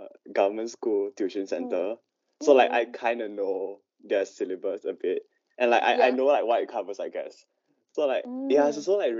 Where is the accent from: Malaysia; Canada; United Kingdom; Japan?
Malaysia; moved away as an adult; now in Hong Kong; I'm from Malaysia